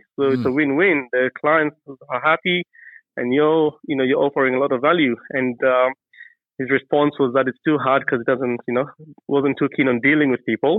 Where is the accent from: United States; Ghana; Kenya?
Kenya; Nairobi; moved away as an adult; now in Adelaide, Australia; I was originally born and raised in Kenya, Nairobi, Kenya